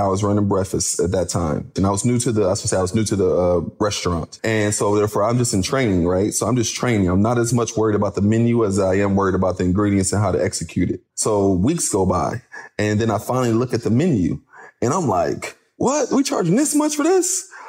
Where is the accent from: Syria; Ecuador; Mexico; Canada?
Syria; Cause I come from Syria.